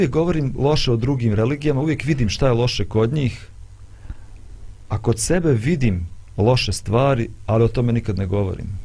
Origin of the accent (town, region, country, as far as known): Bosnia & Herzegovina